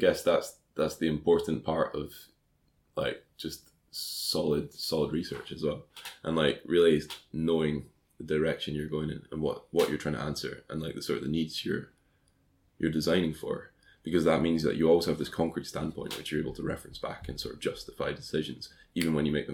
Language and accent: English; Scotland, United Kingdom; moved away as an adult; also born or lived in Dundee; now in London, United Kingdom; as a Scottish person